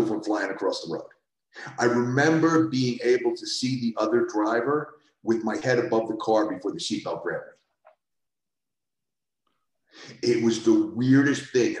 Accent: New York City, New York, United States; I grew up in the Bronx

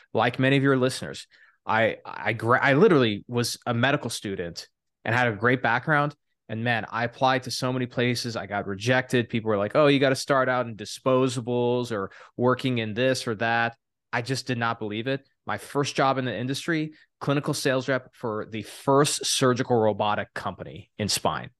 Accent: El Paso, Texas, United States; I'm a boy from Texas. I'm a first generation immigrant. Dad's from Iraq. Mom's from Turkey

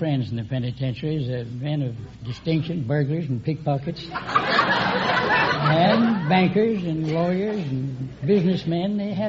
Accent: Virginia, United States; I was born in Virginia.

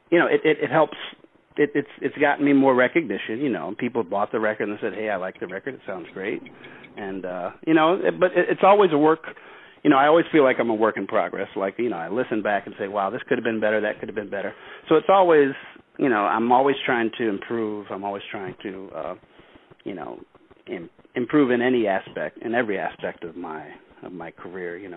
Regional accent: Chicago, Illinois, United States; also born or lived in St. John's, Newfoundland, Canada; so I was born there. And six months when I was six months old, my family moved to Chicago. Okay. And I and I grew up in Chicago.

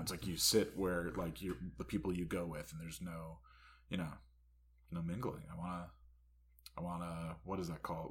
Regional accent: Harrington Park, New Jersey, United States; I'm from Harrington Park

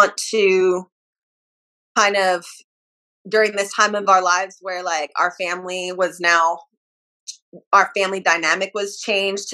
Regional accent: California, United States; also born or lived in Utah; So I was raised in California

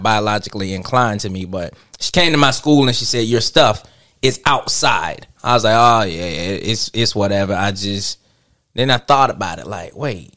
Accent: Atlanta, Georgia, United States; I'm from Atlanta

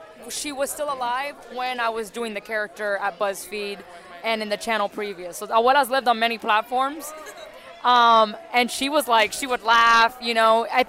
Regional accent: Miami, Florida, United States; being born and raised in Miami

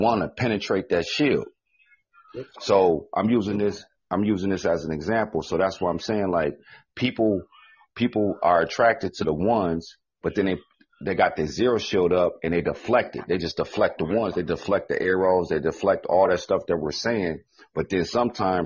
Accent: Midwest, United States; I'm from the Midwest

